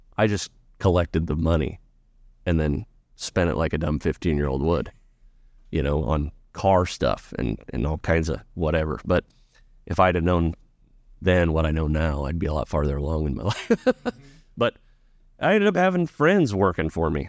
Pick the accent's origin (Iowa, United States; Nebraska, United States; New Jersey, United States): Nebraska, United States; Ashton; growing up in Ashen was great